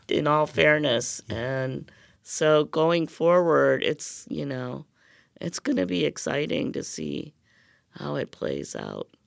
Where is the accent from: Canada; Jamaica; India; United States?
India; moved away; I'm from India